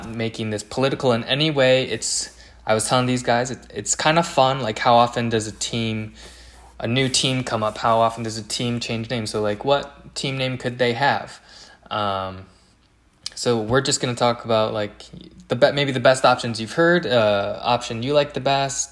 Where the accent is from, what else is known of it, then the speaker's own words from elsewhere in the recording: New York, United States; I'm from New York